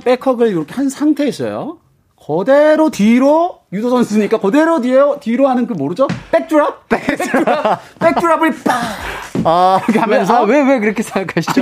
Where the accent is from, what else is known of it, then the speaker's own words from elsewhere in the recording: Daegu, South Korea; 그쪽에서 태어났어요.